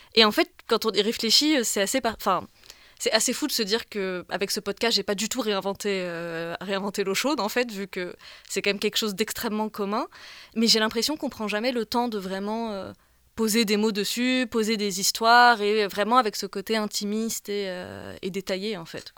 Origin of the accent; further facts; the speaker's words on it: Bourg-la-Reine, Île-de-France, France; moved away as an adult; now in Tunis, Tunisia; j'ai grandi à Bourg-la-Reine, en banlieue parisienne